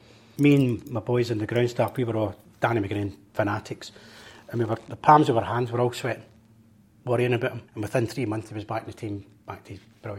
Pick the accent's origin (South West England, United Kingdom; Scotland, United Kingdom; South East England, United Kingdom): Scotland, United Kingdom; Glasgow; oh, Maryhill Barracks.